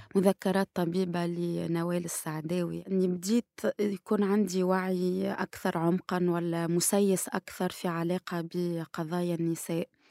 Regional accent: Tunisia; نسوية وصحفية محرق وباحثة في العلوم السياسية من تونس

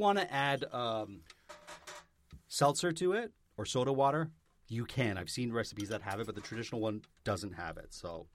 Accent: Vaughan, Ontario, Canada; moved away; I'm from Vaughn, Ontario. I lived in Vaughn

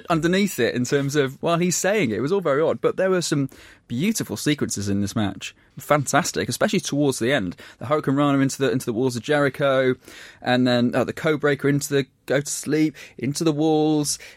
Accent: United Kingdom; we're saying that as four British people in a room.

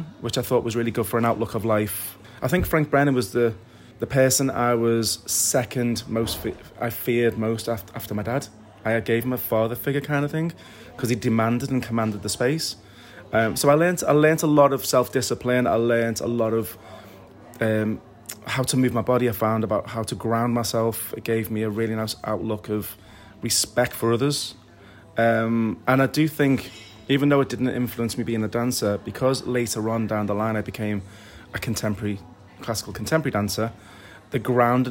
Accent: Liverpool, North West England, United Kingdom; also born or lived in London; she came back to Liverpool to the family, where I was raised in Norris Green

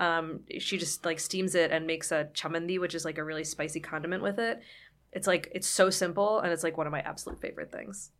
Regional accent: Somerset, Pennsylvania, United States; moved away; I was born and raised there

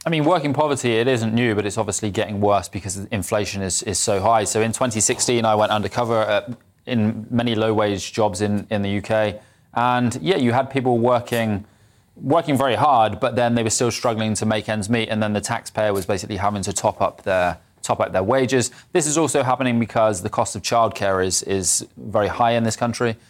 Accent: Bristol, South West England, United Kingdom; I'm from Bristol

